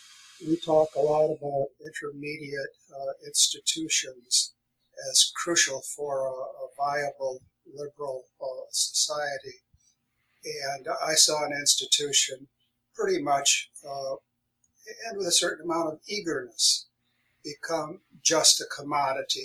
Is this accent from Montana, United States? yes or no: no; Grand Rapids, Michigan, United States; moved away as an adult; also born or lived in San Antonio, Texas; now in California, United States; I'm from Grand Rapids, Michigan